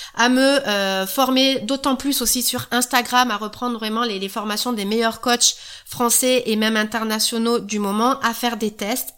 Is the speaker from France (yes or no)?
yes; the South, southern France, France; accent: southern; Je suis du Sud, ça peut s'entendre un petit peu. Voilà, on va dire que c'est un « e » de sudiste.